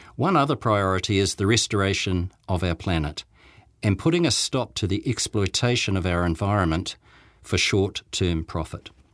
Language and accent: English; Dunedin, Otago, New Zealand; now in Christchurch, New Zealand; Back in the nineteen sixties, when I was growing up in Dunedin